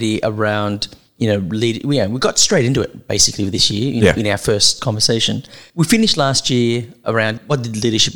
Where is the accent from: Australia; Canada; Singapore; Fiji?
Australia; accent: Australian